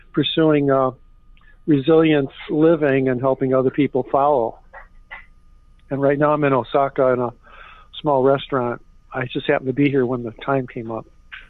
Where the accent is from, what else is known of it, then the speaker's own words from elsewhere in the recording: United States; moved away as an adult; also born or lived in Washington, D.C.; now in Japan; I'm an expat. I'm a refugee from America. I'm a refugee from K Street. I had a law firm there.